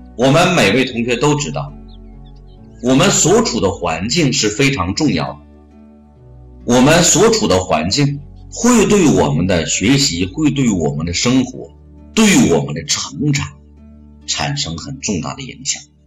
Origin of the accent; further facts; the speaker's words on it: China; 这是我们中国人的骄傲